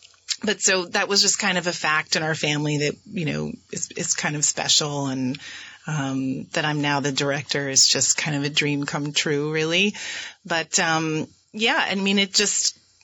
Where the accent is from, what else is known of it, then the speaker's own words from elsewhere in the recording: Chittenden, Vermont, United States; I was born and raised in Rutland County in the little tiny town of Chittenden, Vermont